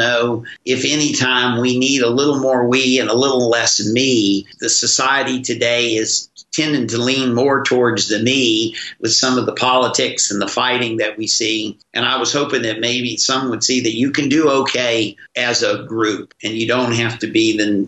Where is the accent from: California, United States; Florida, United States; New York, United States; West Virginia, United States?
West Virginia, United States; my growing up in West Virginia